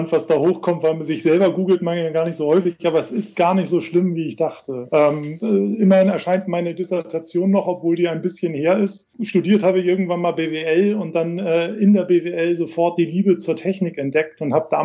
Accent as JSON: {"language": "German", "region": "Hamburg", "country": "Germany", "said": "Also ich komme aus Hamburg, ich liebe Hamburg, ich habe meinen Standort in Hamburg und ich bin für die KPMG auch für Norddeutschland verantwortlich."}